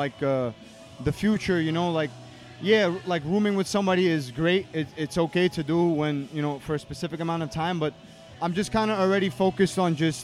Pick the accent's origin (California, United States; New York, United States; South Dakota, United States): New York, United States; New York City; I'm from Brooklyn